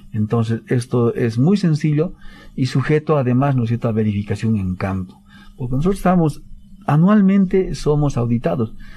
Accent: Bolivia; todos los bolivianos estamos

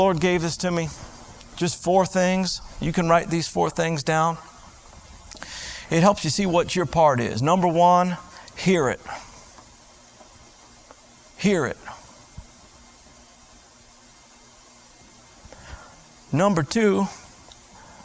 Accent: South Florida, United States; I grew up in South Florida.

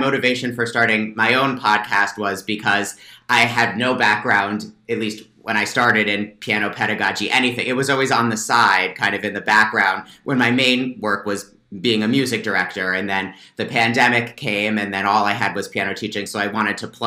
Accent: northern New Jersey, United States; moved away as an adult; also born or lived in Baltimore; now in Pennsylvania, United States; I grew up in New Jersey, northern part of New Jersey.

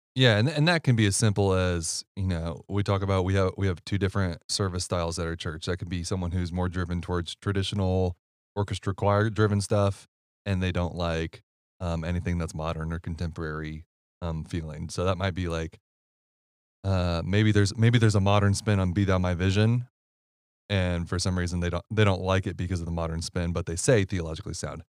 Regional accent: Ohio, United States; moved away; I'm from Ohio

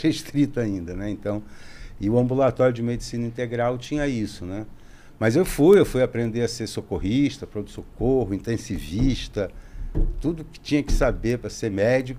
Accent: Rio de Janeiro, Brazil; eu sou carioca

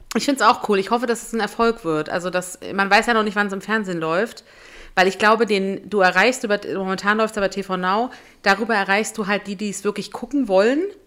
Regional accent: Berlin, Germany; in Berlin, in meiner Heimat

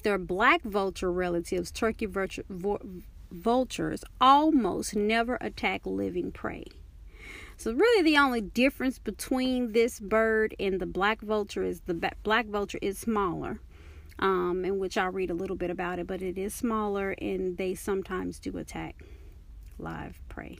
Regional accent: Dallas, Texas, United States; I'm from Dallas, Texas

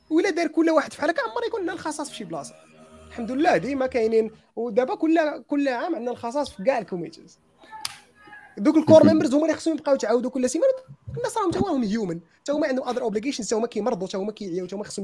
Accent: Morocco

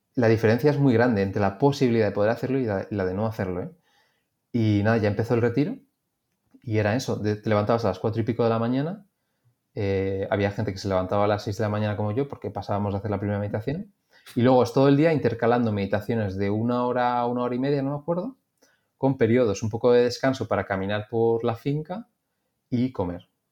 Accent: Madrid, Community of Madrid, Spain; Yo que soy de Madrid

